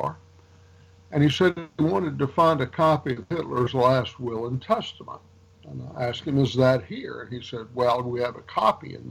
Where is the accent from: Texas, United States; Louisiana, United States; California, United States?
Louisiana, United States; Rouge; also born or lived in North Carolina / Tennessee / Georgia; I was born in Rouge, Louisiana